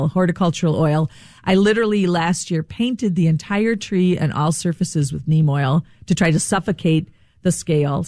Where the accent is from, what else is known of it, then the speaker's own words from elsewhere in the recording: Rochester, Minnesota, United States; I grew up in Rochester. I'm a Minnesotan.